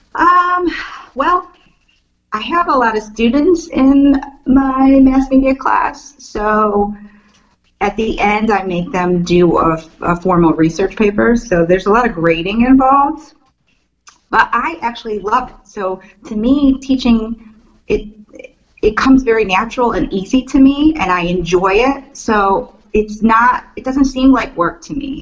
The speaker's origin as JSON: {"language": "English", "town": "Cleveland", "region": "Ohio", "country": "United States", "tie": "born or raised there", "moved": "as an adult", "lives_now": "Maryland, United States", "said": "growing up in Cleveland and being a huge Cleveland sports fan, living there for 30 years, loving my town"}